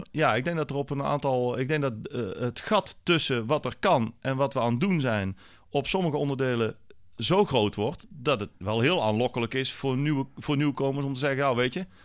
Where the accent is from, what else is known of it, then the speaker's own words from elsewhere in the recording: North Brabant, Netherlands; en ik kom uit Brabant, hè, dus daar...